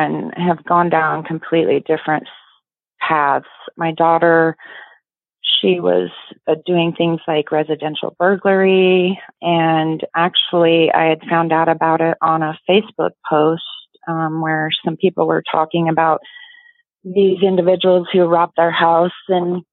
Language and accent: English; Yakima, Washington, United States; I'm from Yakima, Washington, born and raised